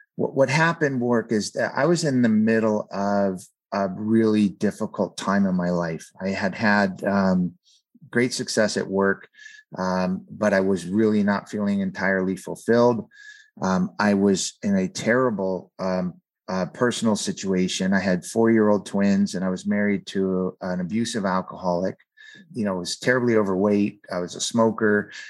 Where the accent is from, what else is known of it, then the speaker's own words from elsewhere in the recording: San Fernando Valley, California, United States; I grew up in the San Fernando Valley area of, of California